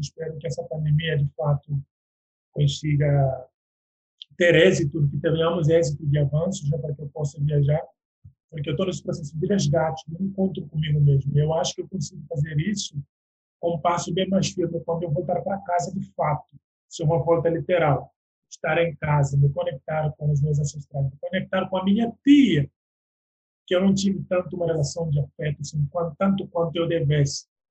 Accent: Guinea-Bissau; moved away as an adult; now in Brazil

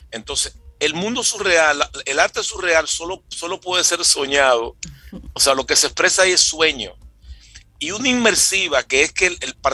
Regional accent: San Juan de la Maguana, San Juan, Dominican Republic

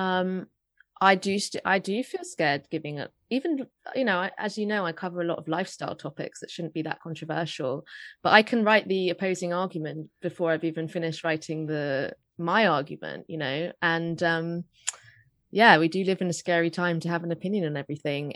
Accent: London, United Kingdom; I grew up in North London

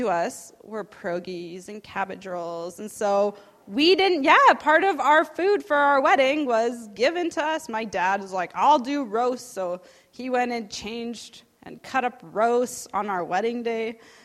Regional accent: Saskatchewan, Canada; I grew up there, born and raised in Saskatchewan.

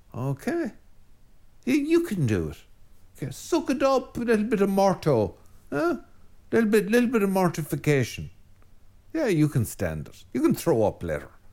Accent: Ireland; an Irish Catholic

